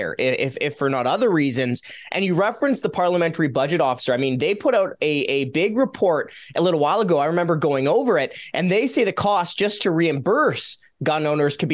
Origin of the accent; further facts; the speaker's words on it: Alberta, Canada; now in Ottawa, Canada; I'm from Alberta. My family's in Alberta. My heart's in Alberta